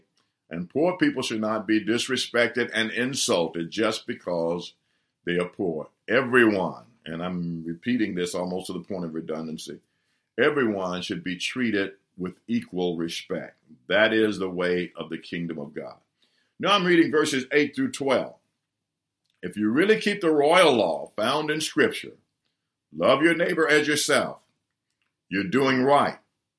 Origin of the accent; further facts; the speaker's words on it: the South, United States; I was raised in the South, and I was raised under segregation, the laws of segregation that impose upon African-Americans the idea that they were not as valuable as our Caucasian brothers and sisters.